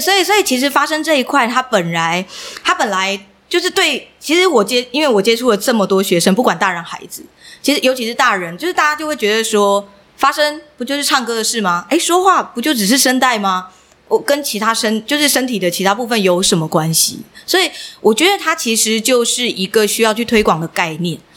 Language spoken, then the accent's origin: Chinese; Miaoli County, Taiwan; 我是苗栗长大的孩子